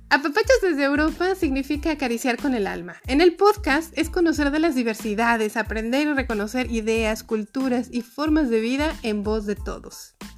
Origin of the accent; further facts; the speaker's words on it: Mexico; now in Austria; Soy una mexicana de 46 años, residente en Austria